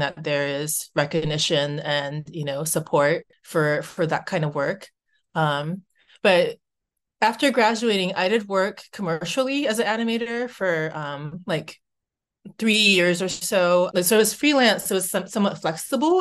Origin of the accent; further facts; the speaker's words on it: United States; moved away as an adult; now in Vancouver, Canada; I'm Japanese American